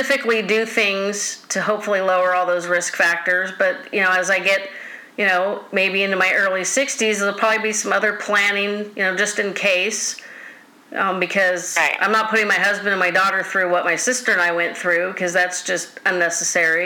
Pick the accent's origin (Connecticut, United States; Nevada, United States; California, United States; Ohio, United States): California, United States; my hometown